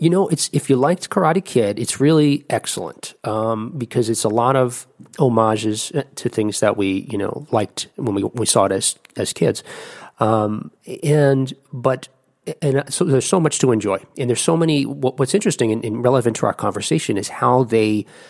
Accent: New Jersey, United States; moved away; I'm originally from New Jersey

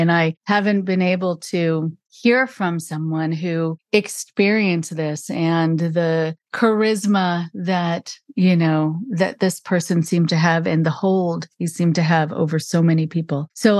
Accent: Los Angeles, California, United States; I remember growing up in Los Angeles

